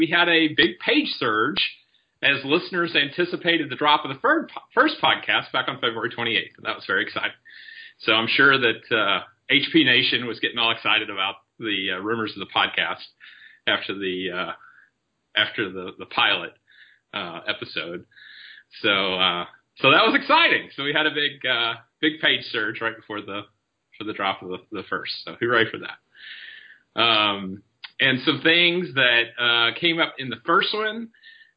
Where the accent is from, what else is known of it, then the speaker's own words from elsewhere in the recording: Paducah, Kentucky, United States; also born or lived in Madisonville, Kentucky; we both grew up there. And we grew up in Paducah in the western end of the state.